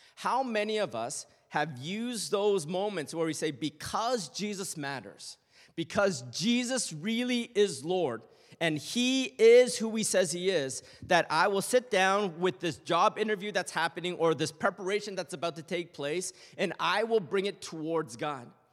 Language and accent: English; Toronto, Ontario, Canada; born and raised in Canada